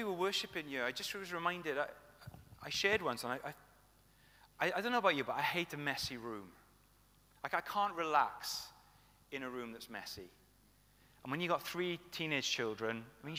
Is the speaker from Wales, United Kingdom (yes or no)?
yes; Welsh, Wales, United Kingdom; I say tooth because I'm Welsh